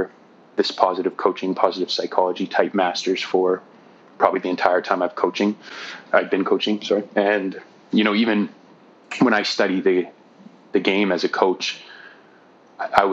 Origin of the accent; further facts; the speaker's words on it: Ancaster, Ontario, Canada; also born or lived in Hamilton, Ontario / Victoria, British Columbia / Burnaby, British Columbia; now in Nanaimo, Canada; I was born in Hamilton, Ontario, and grew up in Ancaster, Ontario